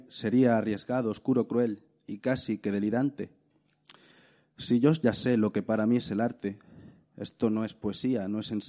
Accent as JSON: {"language": "Spanish", "town": "Granada", "region": "Andalusia", "country": "Spain", "said": "soy de Granada."}